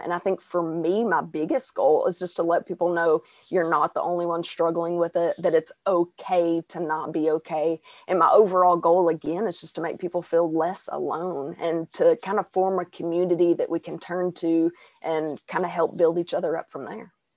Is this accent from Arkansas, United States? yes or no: yes; Arkansas, United States; accent: Southern twang; born and raised in Arkansas.